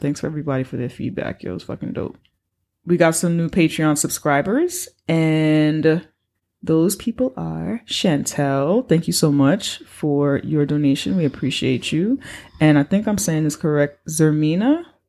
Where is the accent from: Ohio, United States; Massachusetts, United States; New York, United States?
New York, United States; I'm a New Yorker